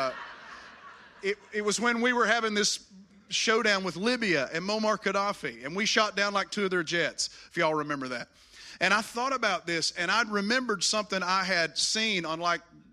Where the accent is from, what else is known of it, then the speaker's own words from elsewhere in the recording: Appalachian Mountains of Virginia, United States; moved away as an adult; also born or lived in Washington, D.C.; now in Elizabeth City, United States; I grew up in the Appalachian Mountains of Virginia